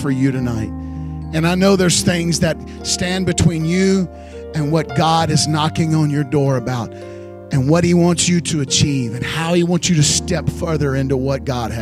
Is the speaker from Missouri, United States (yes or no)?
no; Houston, Texas, United States; I was raised in Houston